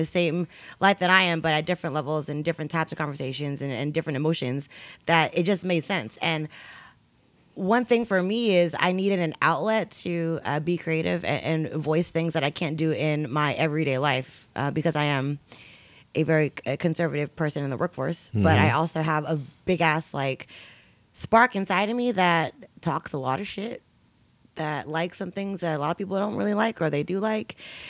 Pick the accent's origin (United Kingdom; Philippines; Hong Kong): Philippines; now in New York, United States; I'm Filipino, right?